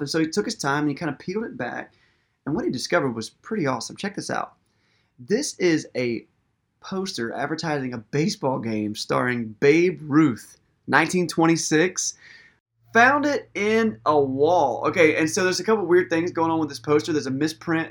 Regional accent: United States; we're modern American people

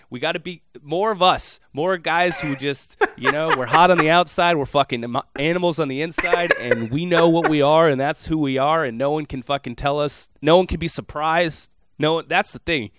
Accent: Minneapolis, Minnesota, United States; moved away; I, I'm from Minneapolis proper. You've been to my hometown

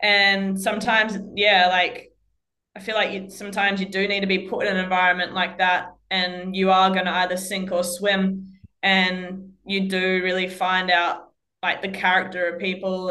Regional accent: Australia; being Australian

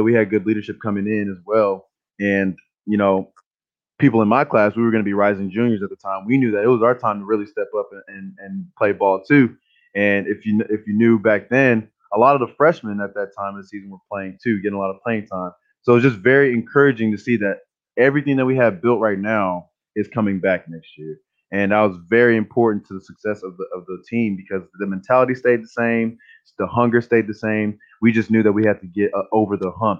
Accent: Houston, Texas, United States; moved away as an adult; I'm from Houston, Texas

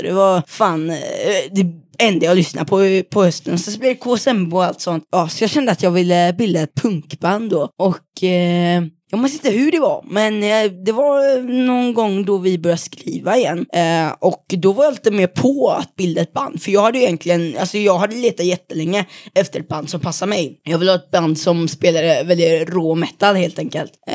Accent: Mölnlycke, Västra Götaland, Sweden; kommer från Mölnlycke

